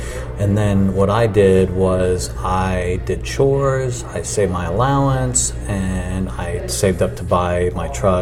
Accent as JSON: {"language": "English", "town": "Phoenix", "region": "Arizona", "country": "United States", "tie": "born or raised there", "moved": "yes", "lives_now": "Carmel, United States", "said": "I grew up out west. I grew up in Phoenix, Arizona"}